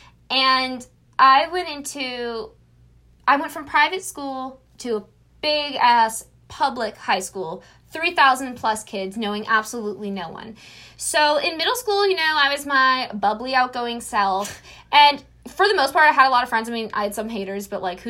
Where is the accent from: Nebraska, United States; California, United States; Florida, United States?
Florida, United States; I'm 18. Well, we're both 18. And I'm from Florida.